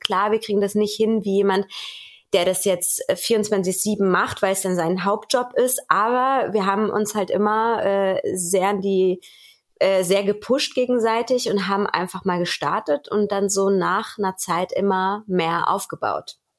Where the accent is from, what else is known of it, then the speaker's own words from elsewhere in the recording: Germany; bei uns in Deutschland